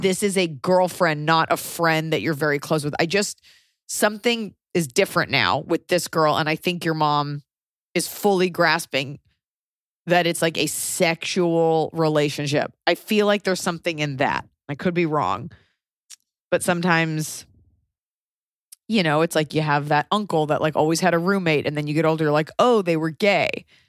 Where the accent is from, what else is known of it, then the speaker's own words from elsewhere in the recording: United States; as an American